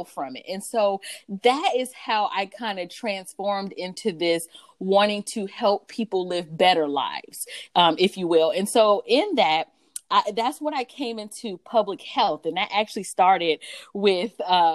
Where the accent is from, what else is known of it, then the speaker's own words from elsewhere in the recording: North Carolina, United States; also born or lived in Stamford, Connecticut; I grew up partly in North Carolina, partly in Connecticut